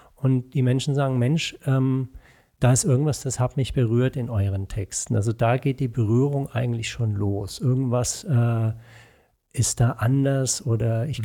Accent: Franconia, between Nuremberg and Würzburg, Bavaria, Germany; also born or lived in Pforzheim / Erlangen; now in Bonn, Germany; mit zwei Jahren sind meine Eltern nach Franken gezogen, mhm. zwischen Nürnberg und Würzburg. Und dort bin ich dann auch zur Schule gegangen

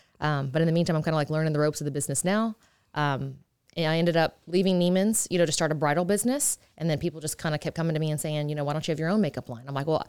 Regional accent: Texas, United States; I said, hey, I want to start a makeup line. I'm from Texas. What do I do?

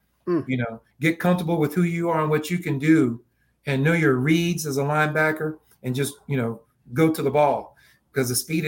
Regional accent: Spindale, North Carolina, United States; But that was a good life, man, growing up in a small town like that.

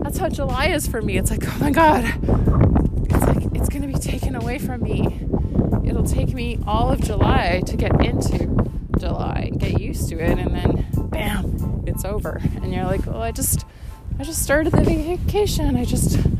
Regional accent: Winnipeg, Manitoba, Canada; being Canadian and being from the prairies and from Winnipeg and from my family

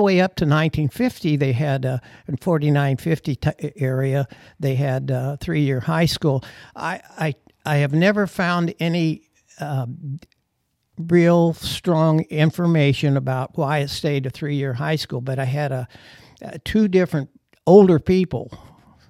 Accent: Cottage Hills, Illinois, United States; I grew up in Cottage Hills, across the tracks

